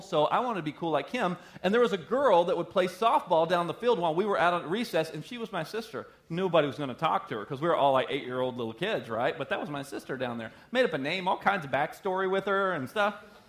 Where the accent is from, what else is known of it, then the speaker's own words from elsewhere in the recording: the South, United States; I'm from the South